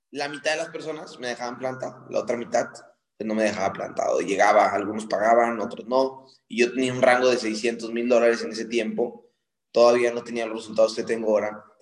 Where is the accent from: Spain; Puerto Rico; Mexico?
Mexico; now in New York, United States; Soy mexicana, pero vivo en Nueva York.